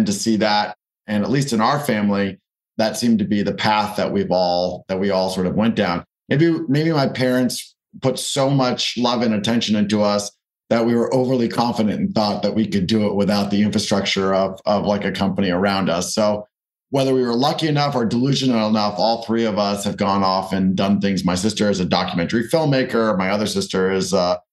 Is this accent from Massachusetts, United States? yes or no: yes; Newton, Massachusetts, United States; I grew up in Boston, actually in Newton, Massachusetts